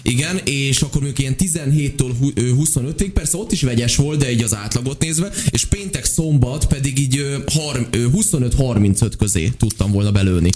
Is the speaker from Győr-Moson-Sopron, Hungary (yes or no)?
yes; Sopron, Győr-Moson-Sopron, Hungary; vidéki származású vagyok én szintúgy, és Soproni vagyok